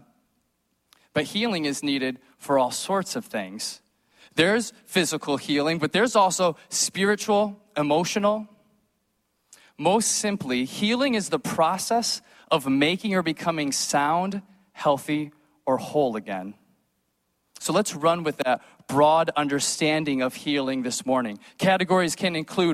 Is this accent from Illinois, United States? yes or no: yes; Chicago suburbs, Illinois, United States; moved away; I grew up in the Chicago suburbs.